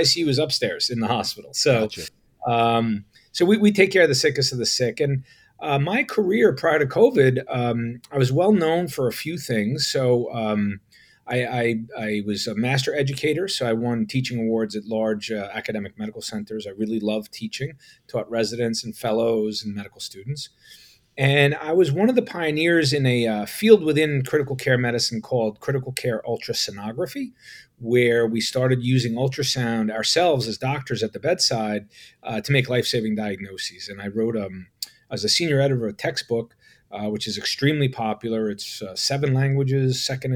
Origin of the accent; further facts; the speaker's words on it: New York, United States; also born or lived in Manhattan; So I'm born and raised in New York, in the suburbs, and lived in Manhattan for a long time.